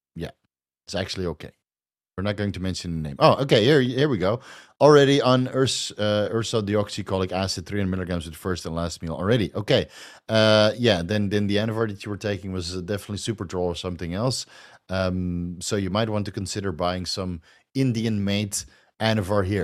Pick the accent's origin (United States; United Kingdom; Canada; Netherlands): Netherlands; accent: Dutch; moved away as an adult; now in Thailand; I'm Dutch. I'm from Holland, dude. Yeah. I'm from Holland. That's, that's a Dutch accent